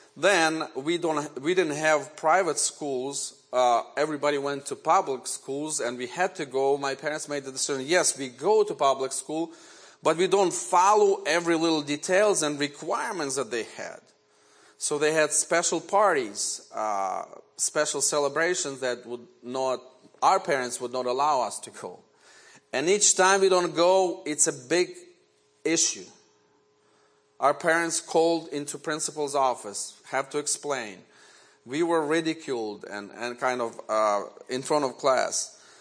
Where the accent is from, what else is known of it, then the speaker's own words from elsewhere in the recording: Ukraine; first language Ukrainian; English is a second language; now in United States; And Ukrainian is my native language. I was born in Ukraine in 1970.